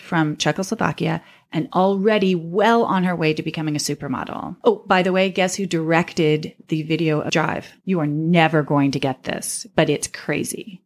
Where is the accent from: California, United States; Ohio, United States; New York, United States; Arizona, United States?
New York, United States; New York City; also born or lived in Austin, Texas; I grew up in Austin, Texas until I moved to New York when I was seven